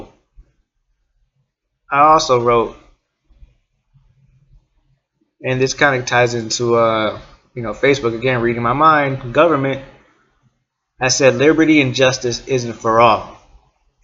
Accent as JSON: {"language": "English", "town": "East Chicago", "region": "Indiana", "country": "United States", "also_born_or_lived": "Portage, Indiana", "said": "I'm from Northwest Indiana. From East Chicago. Lived in Portage"}